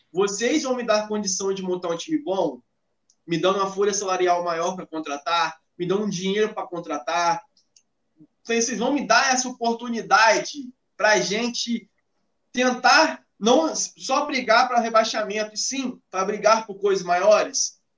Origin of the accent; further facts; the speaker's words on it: Brazil; A gente, como brasileiro